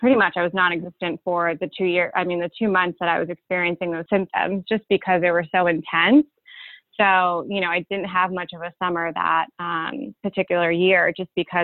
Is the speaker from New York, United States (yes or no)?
yes; Cold Spring Harbor, New York, United States; moved away as an adult; now in London, United Kingdom; I currently live in London, but I'm from Cold Spring Harbor, Long Island